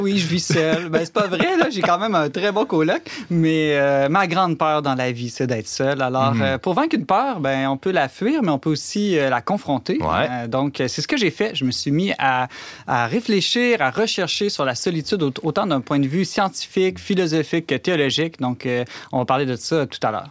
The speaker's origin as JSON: {"language": "French", "region": "Alberta", "country": "Canada", "said": "chez nous, en Alberta"}